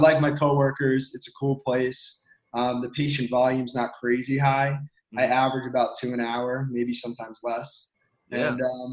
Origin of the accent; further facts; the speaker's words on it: Westfield, New Jersey, United States; moved away as an adult; also born or lived in Philadelphia, Pennsylvania; now in Pennsylvania, United States; I'm from New Jersey. I'm from Westfield, New Jersey